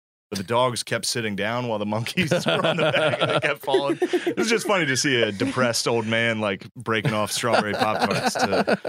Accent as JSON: {"language": "English", "town": "Mechanicsburg", "region": "Pennsylvania", "country": "United States", "also_born_or_lived": "Philadelphia", "moved": "yes", "lives_now": "Astoria, New York, United States", "said": "I'm from Central PA originally. I lived in Philly recently."}